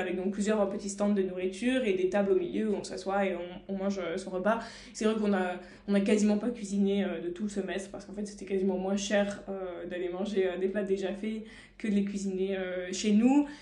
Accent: France; en tant que Français

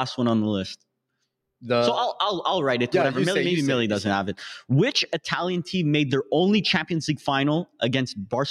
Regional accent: Canada; We're from Canada

